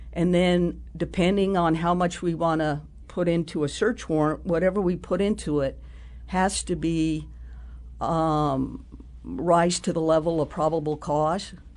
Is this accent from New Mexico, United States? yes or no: yes; New Mexico, United States; moved away; I grew up in New Mexico